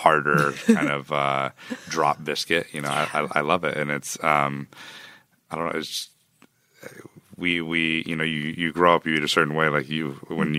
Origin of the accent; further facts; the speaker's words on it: Texas, United States; I was born in Texas